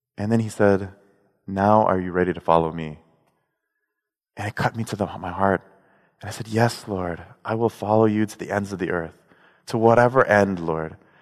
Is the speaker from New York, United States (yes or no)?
no; Chicago, Illinois, United States; I'm from Chicago